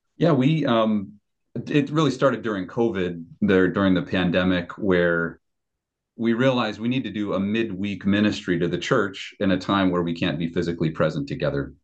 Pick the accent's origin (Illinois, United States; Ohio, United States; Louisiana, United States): Illinois, United States; Chicago; moved away as an adult; also born or lived in Sumas, Washington; I grew up in the Chicago area in the Christian Reformed Church.